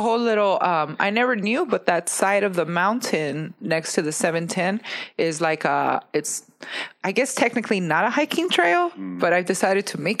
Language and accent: English; Los Angeles, California, United States; also born or lived in La Puente, California; I grew up in Los Angeles. I was born in Los Angeles.